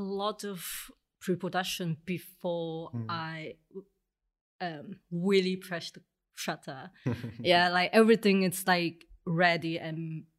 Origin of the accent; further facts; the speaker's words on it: Hong Kong; moved away as an adult; now in Berlin, Germany; So I'm from Hong Kong. I'm working as a photographer for almost 4 years right now. Mm-hmm. Yeah, I just moved here in Berlin for 2 years.